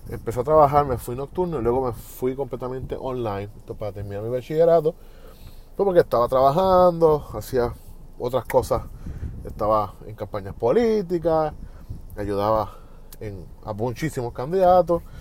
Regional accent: Puerto Rico; ese caso en mi pueblo, pues por ese tiempo había un Wi-Fi manejable en la plaza pública, porque no había luz en mi casa. Y no era un apagoncito de 30 minutos, se extendían por hasta 9, 10 horas. Y Luma Energy no estaba en Puerto Rico.

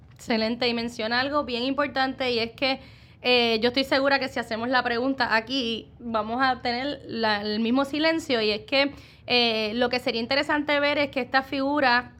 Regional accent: Puerto Rico; como puertorriqueños nos destacamos en muchos ámbitos

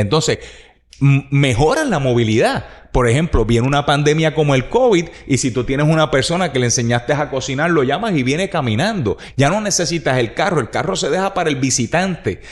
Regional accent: Puerto Rico; Tú y yo somos puertorriqueños que amamos a Puerto Rico

